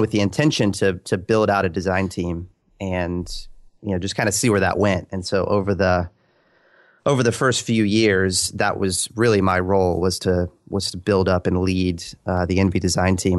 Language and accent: English; Orlando, Florida, United States; born and raised. I think I'm um, one of the like remaining 10 here in the city that have lived here their whole lives